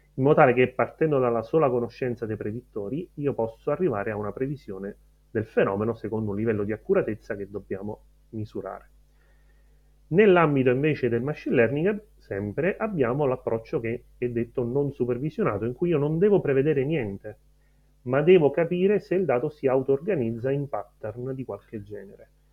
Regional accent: Erice, Sicily, Italy; moved away as an adult; also born or lived in Rome; sono nato a Erice quasi 37 anni fa e ho studiato fisica teorica a Roma

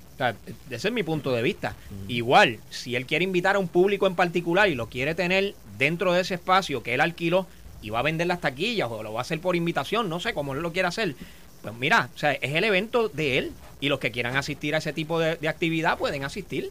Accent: Puerto Rico; como puertorriqueños

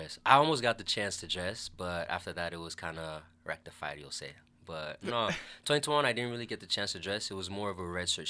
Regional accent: United States; now in Canada; I'm American, even though I'm living here in Canada. And, you know, as Americans, we like to get that little, like, away-from-home experience in university.

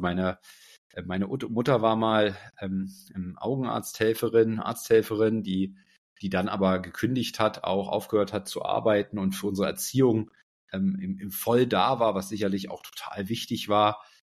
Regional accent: Berlin, Germany; ich bin erstmal aufgewachsen hier in Berlin, ähm, in Berlin-Schmargendorf.

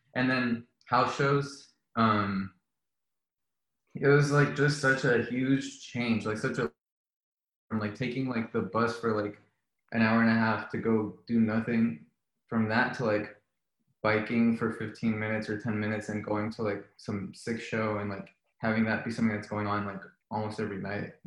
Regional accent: Miami, Florida, United States; moved away as an adult; also born or lived in Colombia / New England; I was born in Colombia and then uh, my family moved to Miami when I was four. So I grew up in um, in Miami

